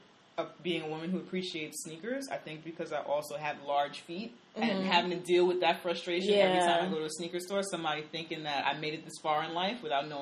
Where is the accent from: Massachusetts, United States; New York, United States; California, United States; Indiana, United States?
New York, United States; and I'm from New York, and I mean I'm sure there are men. I've went to school down south